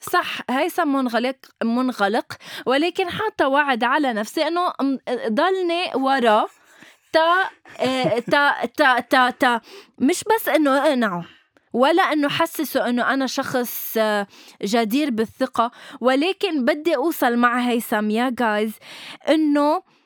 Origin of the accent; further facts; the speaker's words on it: Lebanon; نحن عندنا شيء بلبنان